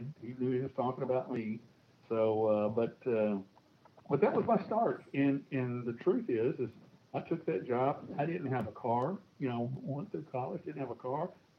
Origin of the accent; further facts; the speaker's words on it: Nashville, Tennessee, United States; moved away as an adult; also born or lived in Milwaukee, Wisconsin / Texas; I was born and raised in Nashville, Tennessee, and middle of three boys